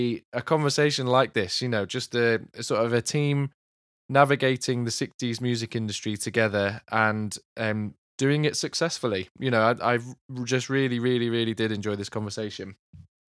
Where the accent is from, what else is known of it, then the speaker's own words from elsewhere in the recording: Milton Keynes, South East England, United Kingdom; I grew up in Milton Keynes, which obviously didn't even exist in the 60s.